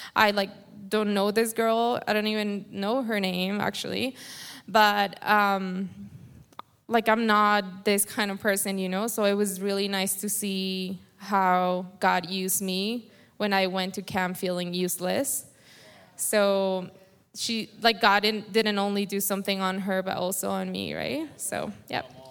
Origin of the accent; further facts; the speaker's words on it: Colombia; first language Spanish; English is a second language; moved away; I have an accent. I was born in Colombia, so my English isn't very fluent when I pray. I rather just pray in Spanish is easier